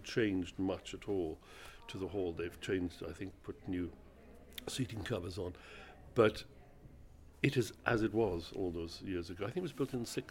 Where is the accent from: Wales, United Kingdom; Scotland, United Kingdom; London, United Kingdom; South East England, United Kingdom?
Wales, United Kingdom; moved away; I'm Welsh.